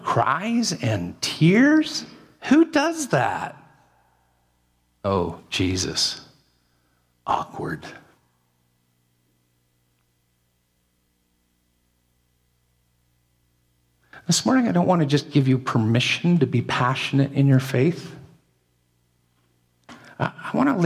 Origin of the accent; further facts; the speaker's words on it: Canada; I'm as Canadian as can be.